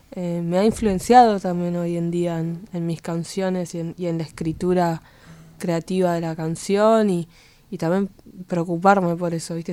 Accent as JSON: {"language": "Spanish", "region": "Buenos Aires", "country": "Argentina", "tie": "born or raised there", "said": "Yo nací al, eh, enfrente de la estación. y, mi colegio eh, es enfrente, o sea, hice toda la primaria en un colegio del otro lado de la estación"}